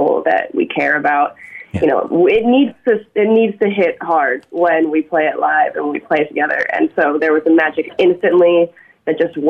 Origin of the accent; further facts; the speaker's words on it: Seattle, Washington, United States; now in Vancouver, Canada; growing up in Seattle